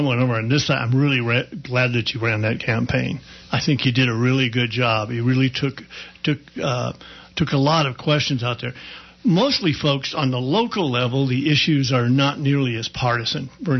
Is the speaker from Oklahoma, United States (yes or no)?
yes; Oklahoma, United States; moved away; also born or lived in Manhattan, New York; I was in Manhattan, lived in Manhattan for many years. I'm from Oklahoma, but I lived in Manhattan.